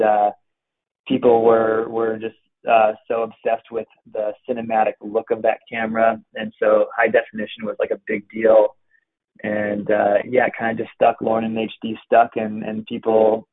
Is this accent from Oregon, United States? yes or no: yes; Pacific Northwest, Oregon, United States; pretty much born and raised in the Pacific Northwest